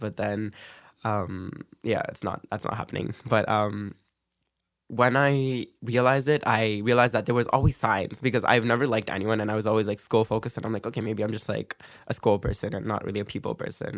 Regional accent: Brampton, Ontario, Canada; moved away as an adult; now in Scarborough, Canada; I was raised in Brampton

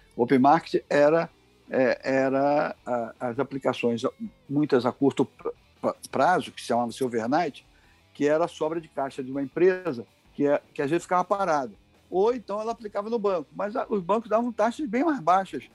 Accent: Rio de Janeiro, Brazil; nós nascemos em Copacabana, eu e meu irmão.

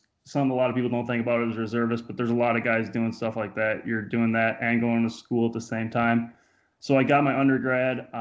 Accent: Iowa, United States; I'm from Iowa, too, so I'm all about the farm life.

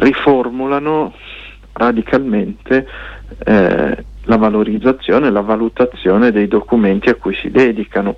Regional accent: Lombardy, Italy; che siamo nati in Lombardia eh, molti a Milano

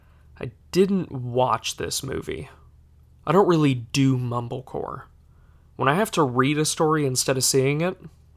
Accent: Florida, United States; You see, we're both from Florida, which explains...

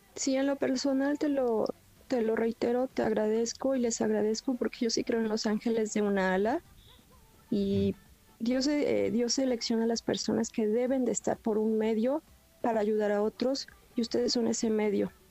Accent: Mexico City, Mexico; Soy del Distrito Federal

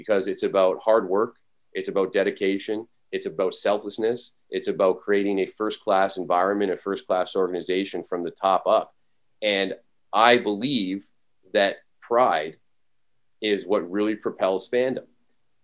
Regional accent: Canada; moved away; When I was growing up in Canada, I'm actually originally from Canada

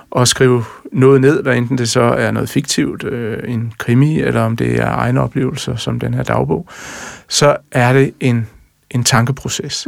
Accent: Jutland, Denmark; Jeg er jo jyde og træmand

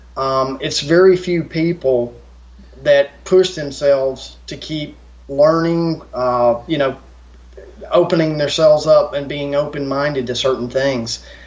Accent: United States; I grew up in America

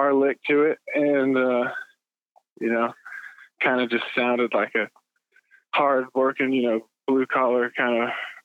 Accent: Atlanta, Georgia, United States; we're from Atlanta

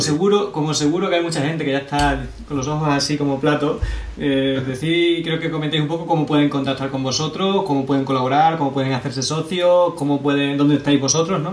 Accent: Extremadura, Spain; aquí en Extremadura somos eh, como muy parado para estas cosas

